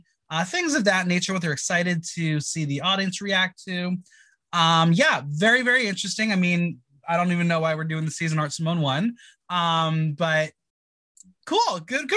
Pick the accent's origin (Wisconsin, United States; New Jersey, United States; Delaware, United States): New Jersey, United States; we're both from Jersey.